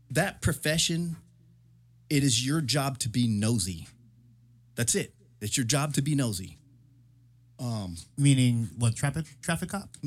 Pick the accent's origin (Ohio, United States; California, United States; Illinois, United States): California, United States; Murphy Canyon; I can't necessarily say that I grew up in the hood because I didn't. Right. I grew up in Murphy Canyon, military. That's that's military hood.